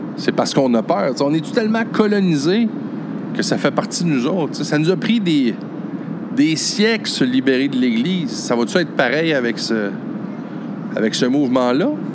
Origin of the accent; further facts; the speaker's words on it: Chute-aux-Outardes, Quebec, Canada; j'habitais chute aux Outardes, mon village natal